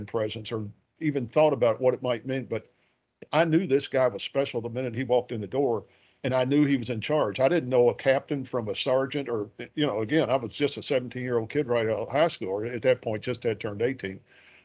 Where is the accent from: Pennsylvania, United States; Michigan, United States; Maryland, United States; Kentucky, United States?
Kentucky, United States; Louisville; I'm from Louisville. I grew up on the west side of the city of Louisville